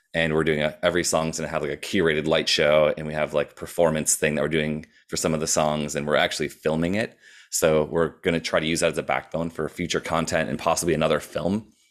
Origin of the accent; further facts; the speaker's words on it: Wisconsin, United States; moved away as an adult; also born or lived in Minneapolis; I moved from Wisconsin to Minneapolis for, and I went to college